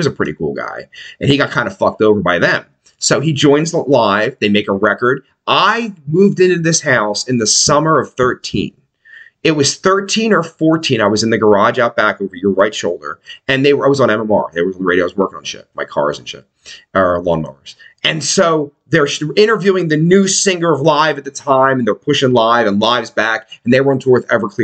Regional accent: Pennsylvania, United States; We're from Pennsylvania

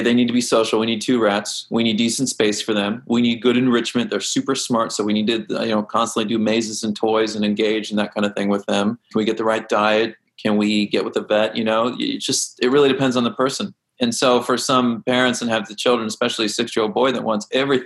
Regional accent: Kansas, United States; I grew up in Kansas, we had a creek in my backyard

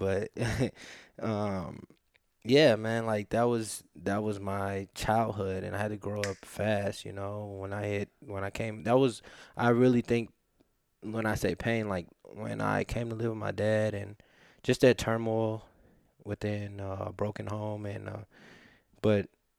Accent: Topeka, Kansas, United States; born there; I was born in Topeka, Kansas.

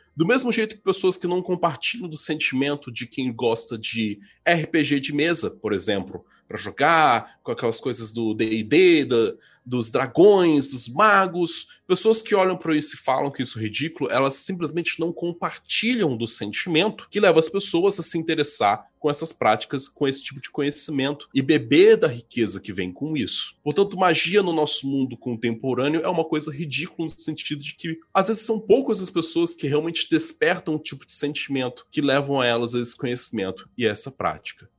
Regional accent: Vitória, Espírito Santo, Brazil; also born or lived in Araraquara, São Paulo; eu moro em Vitória, Espírito Santo, é onde eu nasci

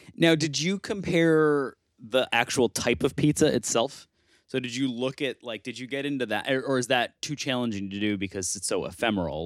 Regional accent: Buffalo, New York, United States; moved away; I grew up in Buffalo

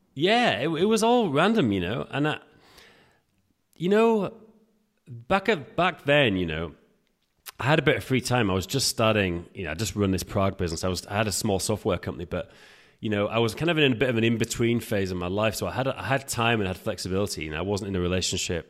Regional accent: England, United Kingdom; now in Prague, Czech Republic; we're both English, as you can tell. I'm, I'm based in Prague

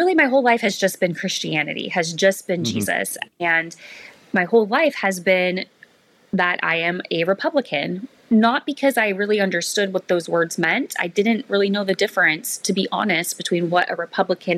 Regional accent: Mesa, Arizona, United States; I was born in Mesa, Arizona to, conservative parents

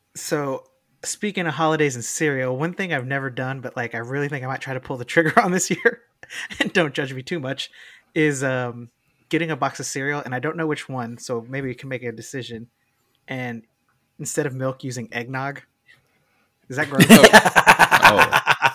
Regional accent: Texas, United States; we grew up in Texas

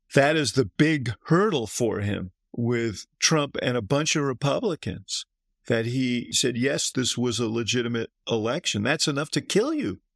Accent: Chicago, Illinois, United States; I'm from Chicago

